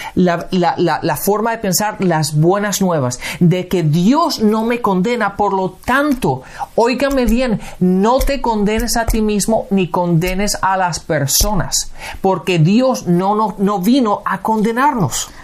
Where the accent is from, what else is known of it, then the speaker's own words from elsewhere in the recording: Spain; físicamente nací en España.